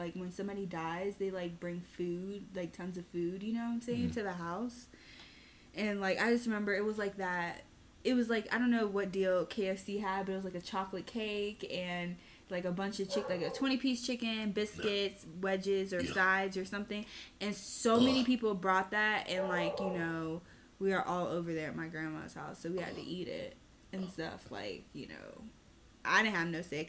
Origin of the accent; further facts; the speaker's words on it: Florida, United States; I'm from Florida